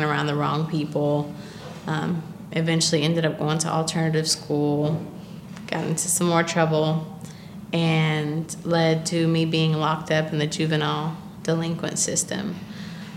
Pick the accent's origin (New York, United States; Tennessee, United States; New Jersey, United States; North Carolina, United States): Tennessee, United States; Clarksville; I grew up in Clarksville, Tennessee